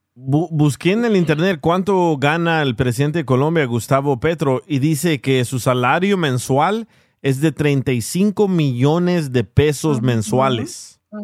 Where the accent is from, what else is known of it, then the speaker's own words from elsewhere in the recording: El Salvador; soy salvadoreño